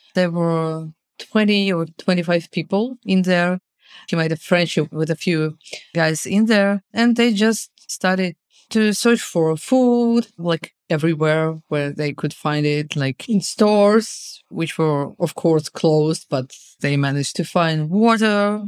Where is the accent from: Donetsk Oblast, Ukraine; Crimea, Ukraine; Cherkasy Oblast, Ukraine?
Crimea, Ukraine; Simferopol; moved away as an adult; also born or lived in Kyiv; I was in Simferopol. It is my hometown.